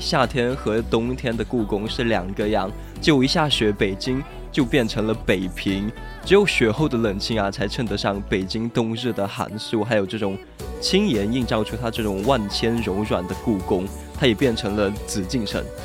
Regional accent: southern China, China; also born or lived in Sichuan; 说到雪的话，真的是让我们南方人啊很激动的东西啊。就虽然我们四川这边好像是没有下了

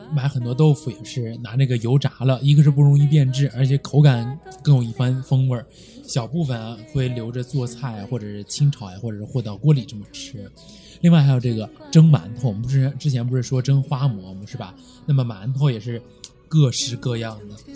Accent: Taiyuan, Shanxi, China; 我们太原人

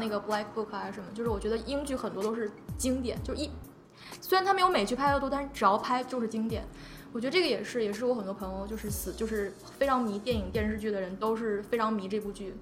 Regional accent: China; 但他说我可以跟我们中国人说

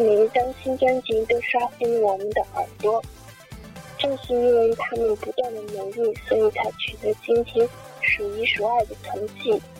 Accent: Shandong, China; Hello，大家好，我是来自山东的 …。

